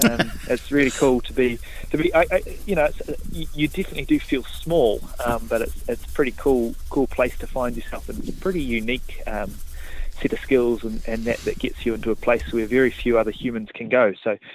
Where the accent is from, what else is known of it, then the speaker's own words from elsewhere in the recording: Otago Peninsula, New Zealand; Ever since I was a wee fella, I grew up out on Otago Peninsula